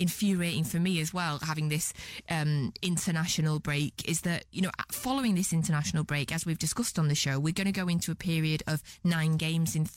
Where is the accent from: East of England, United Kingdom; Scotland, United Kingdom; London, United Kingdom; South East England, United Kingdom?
Scotland, United Kingdom; I'm Scottish